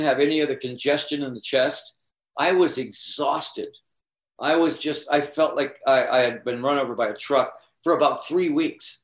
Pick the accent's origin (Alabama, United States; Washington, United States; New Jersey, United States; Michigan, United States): Michigan, United States; Eastpointe; also born or lived in Phoenix; I'm from the East Side. That's my home. East Detroit is my home.